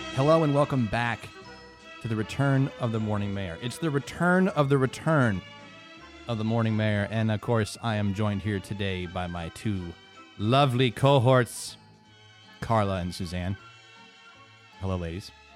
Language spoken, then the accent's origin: English; Western New York, United States; I was born in Western New York.